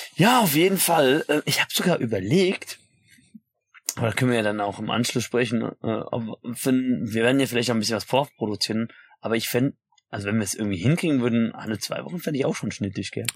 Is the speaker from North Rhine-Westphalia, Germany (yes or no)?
no; about 30 minutes by car from Darmstadt, Hesse, Germany; Oder Gude, wie man äh, so schön auch sagt, wo ich herkomme